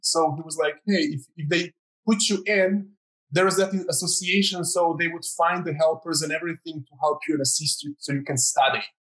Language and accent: English; Croatia; I'm from Croatia